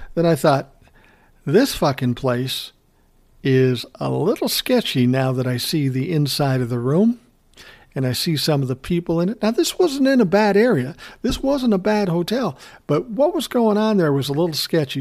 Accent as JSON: {"language": "English", "region": "Minnesota", "country": "United States", "said": "I'm from Minnesota."}